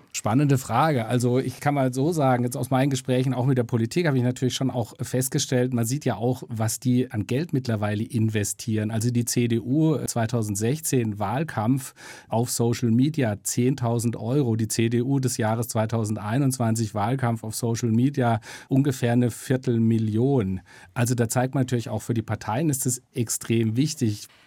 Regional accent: Freiburg, Baden-Württemberg, Germany; now in Stuttgart, Germany; Meine Heimat. Ich komme aus Freiburg, bin mittlerweile in Stuttgart gelandet.

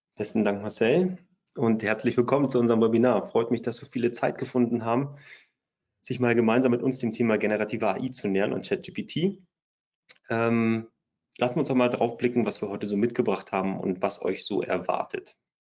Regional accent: Bremen, Germany; ich komme aus der Nähe von Bremen

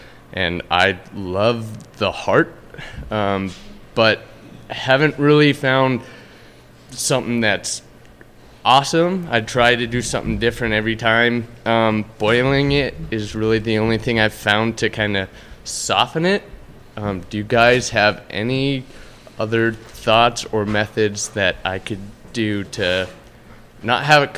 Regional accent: Montana, United States; So I was born and raised in Montana in a hunting family

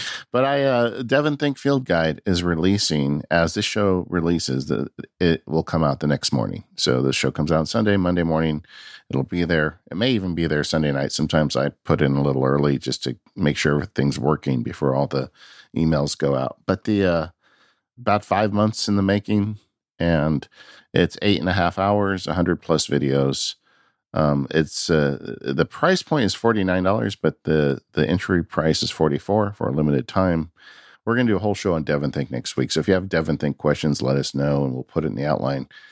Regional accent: California, United States; my home state, California.

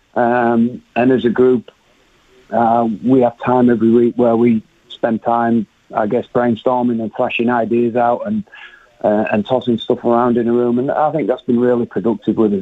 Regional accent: England, United Kingdom; moved away as an adult; now in New Zealand; as an English guy coming in here

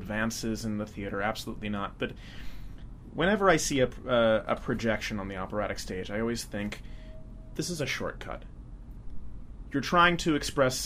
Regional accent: Philadelphia, Pennsylvania, United States; I'm from Philadelphia

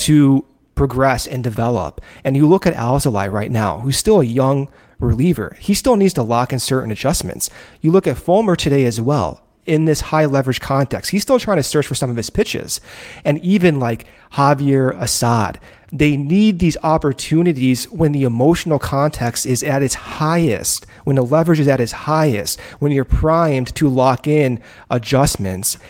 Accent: Arizona, United States; born or raised there; also born or lived in Chicago

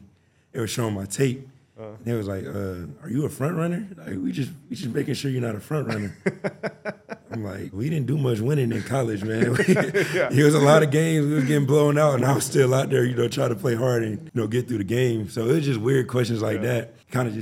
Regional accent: Atlanta area, Georgia, United States; moved away; close to Atlanta, close to home

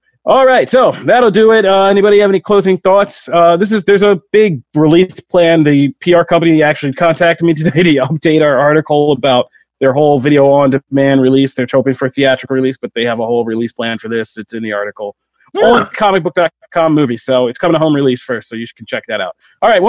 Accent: outside Philadelphia, Pennsylvania, United States; Funny enough for where I grew up in outside Philadelphia.

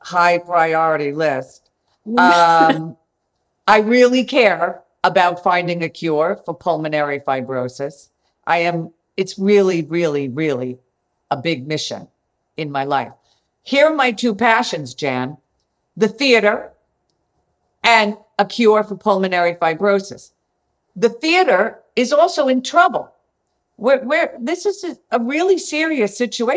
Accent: Long Island, New York, United States; now in Manhattan, United States; I grew up on Long Island. I had a wonderful childhood. I loved Long Island.

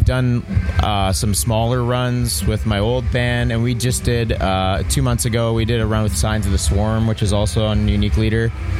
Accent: Toronto, Ontario, Canada; No, we're from Toronto.

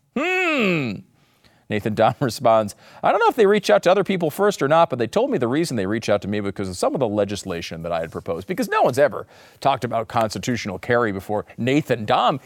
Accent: United States; as an American

